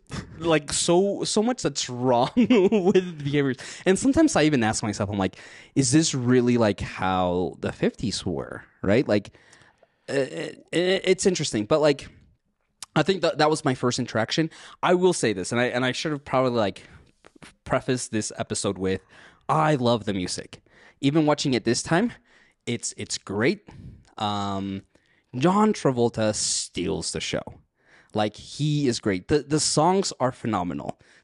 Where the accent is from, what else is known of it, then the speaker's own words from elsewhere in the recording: United States; also born or lived in Mexico; Even though I grew up here in the States